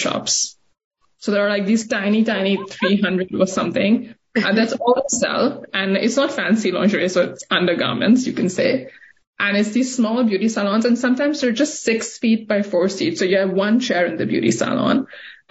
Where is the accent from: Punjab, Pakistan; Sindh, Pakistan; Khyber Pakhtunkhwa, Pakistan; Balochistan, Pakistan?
Sindh, Pakistan; Karachi; also born or lived in New York, United States; now in Portland, United States; I grew up in Karachi and I saw this happen in front of me